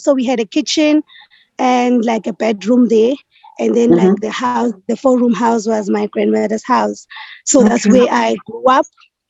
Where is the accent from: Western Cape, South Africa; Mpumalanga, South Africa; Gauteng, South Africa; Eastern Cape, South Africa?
Mpumalanga, South Africa; Carolina; I am from Mpumalanga, in a small town called Carolina.